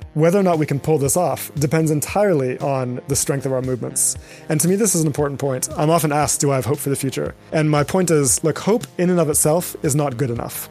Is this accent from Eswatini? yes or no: yes; Eswatini; moved away; my backgrounds growing up in Eswatini in southern Africa